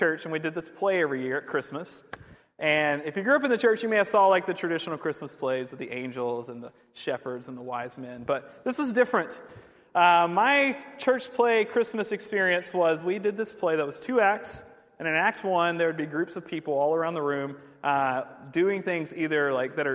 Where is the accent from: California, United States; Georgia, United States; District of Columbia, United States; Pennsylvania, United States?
Georgia, United States; also born or lived in England; I grew up here in the South